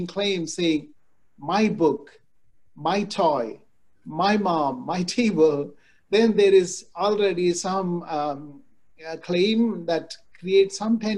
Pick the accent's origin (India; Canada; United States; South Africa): India; moved away; I grew up in India